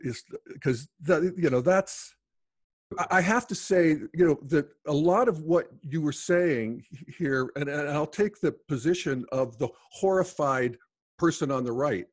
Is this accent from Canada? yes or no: no; United States; When I was a kid growing up in the Steel Valley, I was a little gay kid.